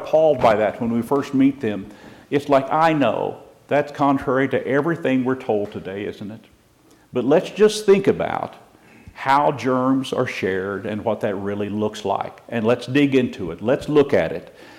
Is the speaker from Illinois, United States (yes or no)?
no; Missouri, United States; moved away; also born or lived in California; I lived 40 years in California, born and raised in Missouri